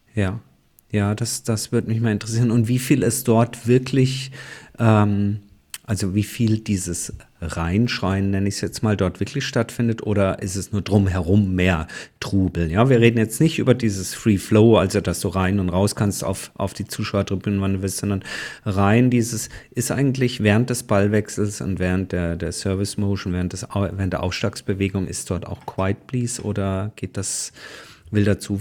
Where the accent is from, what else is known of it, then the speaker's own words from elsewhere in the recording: Karlsruhe, Baden-Württemberg, Germany; in meiner Heimatstadt Karlsruhe